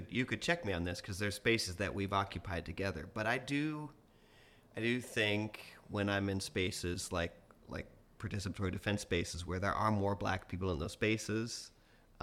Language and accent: English; Colorado, United States; I grew up in Colorado